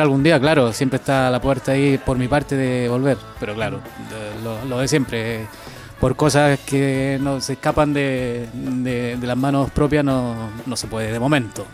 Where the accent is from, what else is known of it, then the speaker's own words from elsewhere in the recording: Teno, Maule, Chile; moved away as an adult; now in Basque Country, Spain; mi pueblo, Teno